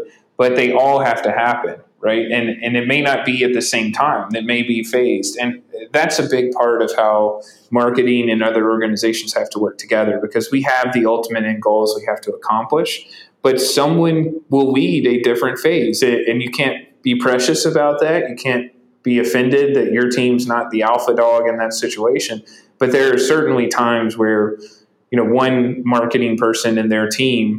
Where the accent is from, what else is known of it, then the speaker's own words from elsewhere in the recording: Burlington, North Carolina, United States; I grew up in Burlington, North Carolina as a Duke fan